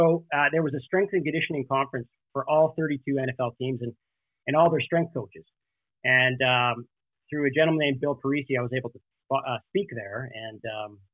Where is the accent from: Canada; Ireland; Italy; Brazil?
Canada; moved away as an adult; also born or lived in Alberta; now in California, United States; I was born and raised in Canada.